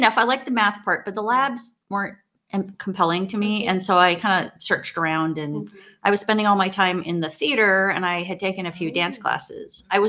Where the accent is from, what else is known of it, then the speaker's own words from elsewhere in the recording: Hawaii, United States; moved away as an adult; also born or lived in Portland, Oregon; I grew up in Hawaii.